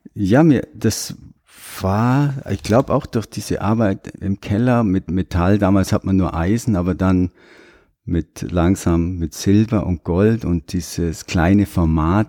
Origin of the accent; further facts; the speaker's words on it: Sonthofen, Bavaria, Germany; moved away as an adult; also born or lived in Oberammergau; now in New Zealand; ich bin im Allgäu groß geworden, in Sonthofen